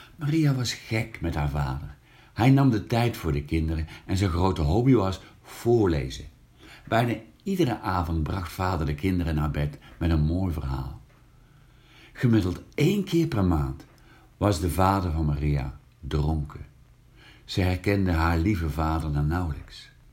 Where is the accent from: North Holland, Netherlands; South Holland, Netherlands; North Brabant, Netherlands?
North Brabant, Netherlands; Hank; het katholieke West-Brabantse dorpje Hank het dorpje waar ik geboren ben